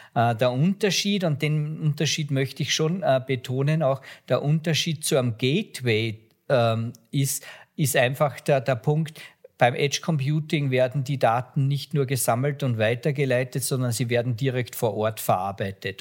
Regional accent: Austria; ich bin Österreicher

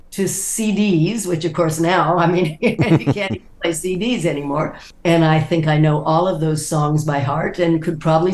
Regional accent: Sacramento, California, United States; also born or lived in Fresno / Stockton / San Mateo / San Jose; I was born in Sacramento. We moved to Fresno and then Stockton and then back to Fresno and then San Mateo. Oh, we went back to Sacramento at one point, San Mateo, and finally ended up in San Jose.

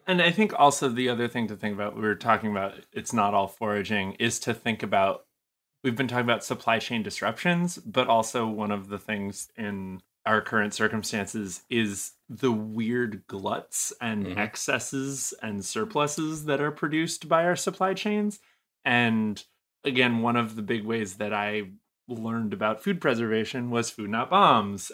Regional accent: New England, United States; moved away; I'm originally from New England

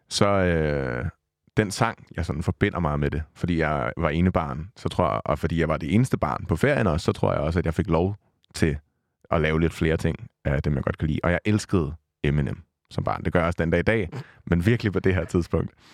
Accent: Vordingborg, Zealand, Denmark; med mine forældre hjemme i Vordingborg, hvor jeg kommer fra

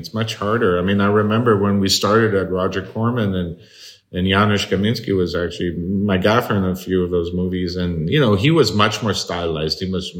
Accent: Midwest, United States; and I grew up in the Midwest

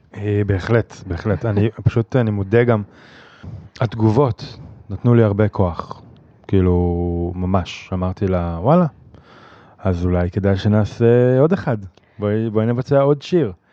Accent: Jezreel Valley, Northern District, Israel; moved away; אני מוזיקאי מתופף, במקור מהצפון, מעמק יזרעאל

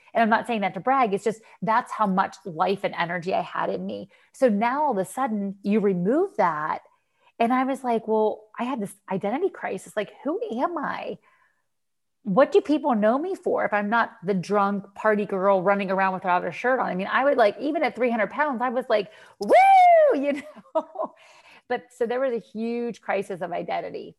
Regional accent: Western Pennsylvania, United States; moved away as an adult; now in Florida, United States; I'm from Western Pennsylvania

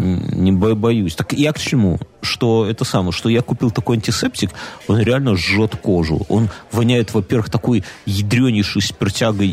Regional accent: Belarus; мы, белорусы

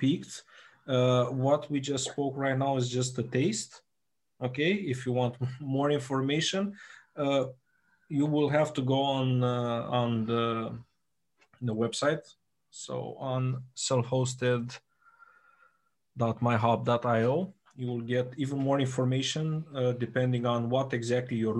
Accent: Romania; we're from Romania

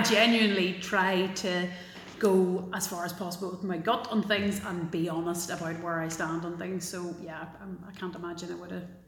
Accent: Belfast, Northern Ireland, United Kingdom; also born or lived in Galway; I grew up in South Belfast in probably what's still one of the most integrated neighbourhoods in uh, in Belfast

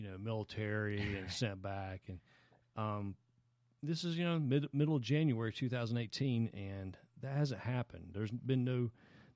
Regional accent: Anderson, South Carolina, United States; moved away; I'm from Anderson, South Carolina, Anderson mm-hmm. County, South Carolina

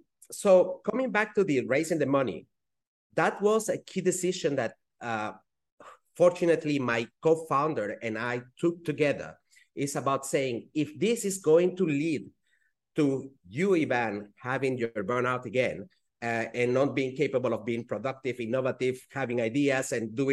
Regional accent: Switzerland; first language Spanish; English is a second language; I do speak French because I grew up in Switzerland. And I then Spanish because that's my mother tongue, even though I don't practice it enough.

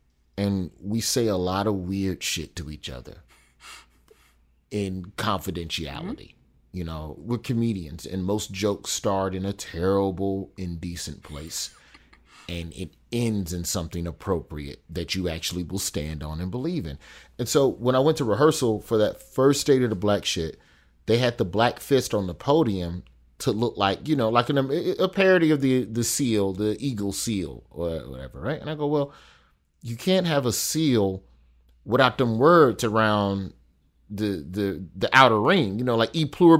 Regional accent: the South, United States; Because I'm black and from the South, and I just saw a bunch of pastors.

